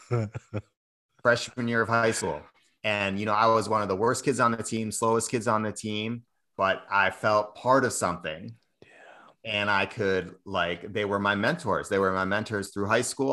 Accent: Cambridge, Massachusetts, United States; I, I grew up in Cambridge, Massachusetts, uh, went to a big public high school

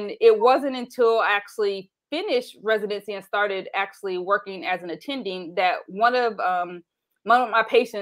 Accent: Anderson, Indiana, United States; growing up in Anderson, Indiana

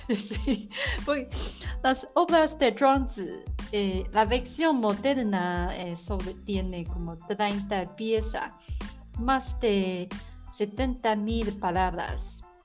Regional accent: Taiwan; Spanish is a second language; soy la … de Taiwán

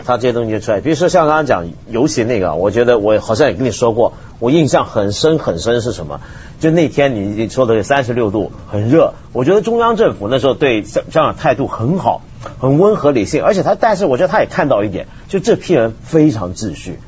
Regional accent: Hong Kong; 当然我是香港人了

